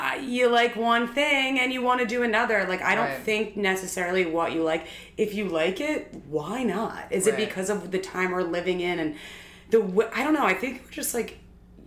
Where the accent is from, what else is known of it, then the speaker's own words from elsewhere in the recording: Philadelphia, Pennsylvania, United States; moved away as an adult; now in New York, United States; Philly. I'm from Philly